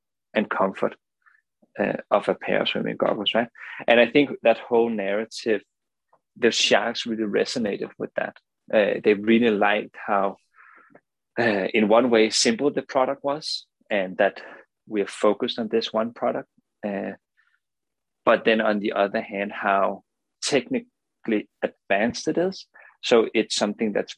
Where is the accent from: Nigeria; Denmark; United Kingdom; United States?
Denmark; English is a second language; as you can hear from the accent, I'm not native, right? I'm not from the US. I'm from Denmark